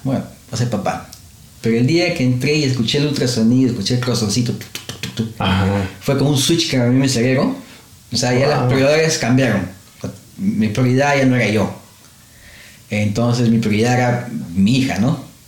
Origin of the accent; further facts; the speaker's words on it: Lima, Peru; moved away as an adult; now in Australia; En, Perú, en mi tierra